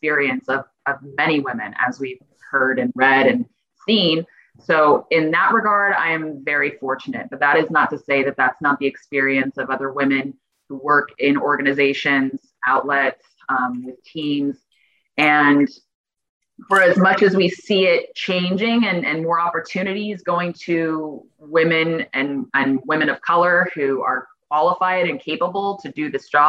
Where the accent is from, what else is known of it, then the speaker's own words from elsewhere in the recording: Phoenix, Arizona, United States; me growing up in the Valley and working in media